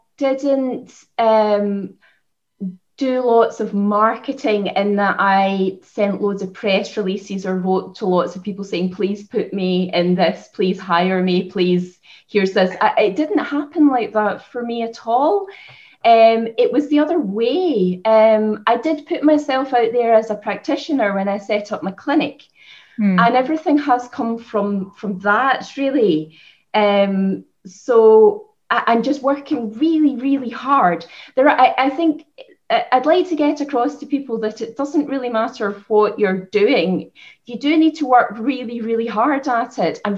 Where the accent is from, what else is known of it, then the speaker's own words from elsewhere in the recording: Scotland, United Kingdom; moved away as an adult; also born or lived in Lancashire; now in Ireland; I grew up in Scotland. I studied in Lancashire, and I moved to Ireland to set up my clinic